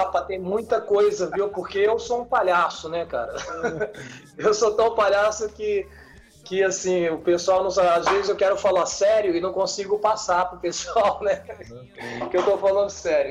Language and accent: Portuguese; Rio de Janeiro, Brazil; now in Paulínia, Brazil; eu sou sou do Rio